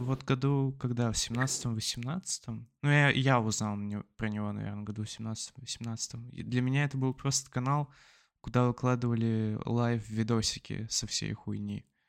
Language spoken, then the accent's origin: Russian; Blagoveshchensk, Amur Oblast, Russia; moved away; с моей малой родины